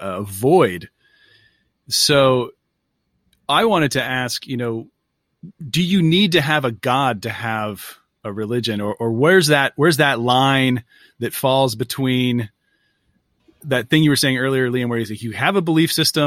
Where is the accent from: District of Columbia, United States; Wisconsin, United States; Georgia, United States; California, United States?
California, United States; Northern; I'm from Northern California.